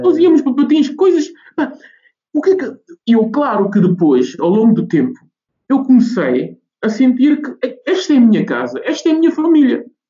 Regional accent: Guinea-Bissau; now in Oeiras, Portugal; a minha terra natal, que é Guiné-Bissau

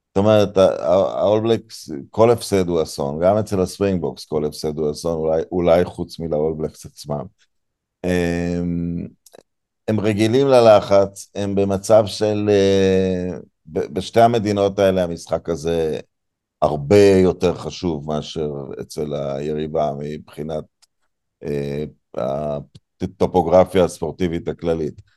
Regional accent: Israel; אני יליד הארץ, אבל ממשפחה דרום אפריקאית

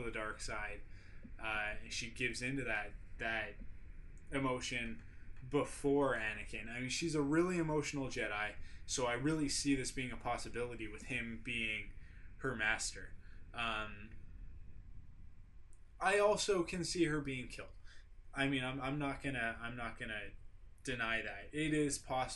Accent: Canada; obviously I'm from Canada, not Australia. Can you tell by the accent

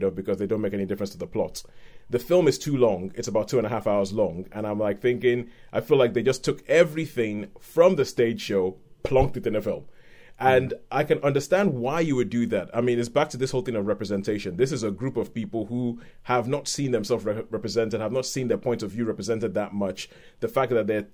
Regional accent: Nigeria; as a Nigerian person

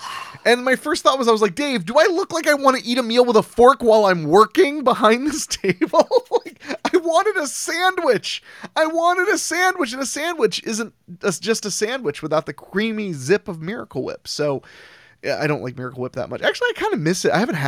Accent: Philadelphia, Pennsylvania, United States; Beings that … and I hail from Philly, do you consider a cheesesteak a sandwich?

